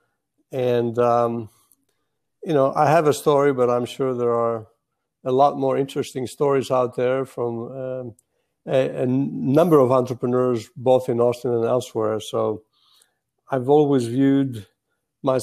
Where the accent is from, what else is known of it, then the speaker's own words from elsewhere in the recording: Greece; moved away as an adult; now in Texas, United States; I moved actually from Greece to the U.S. in 1974, but I moved to Texas in 79.